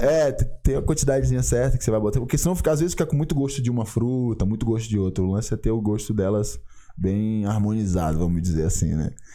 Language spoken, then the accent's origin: Portuguese; São Luís, Maranhão, Brazil; lá na minha cidade, lá em São Luís do Maranhão